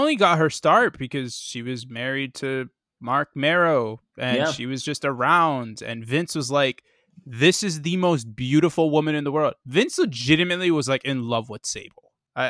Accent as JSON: {"language": "English", "town": "Winnipeg", "region": "Manitoba", "country": "Canada", "said": "I'm from Winnipeg, you idiot."}